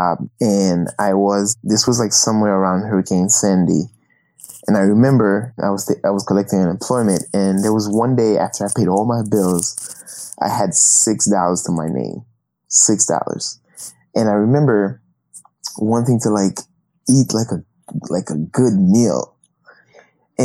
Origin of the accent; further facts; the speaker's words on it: Haiti; I grew up in Haiti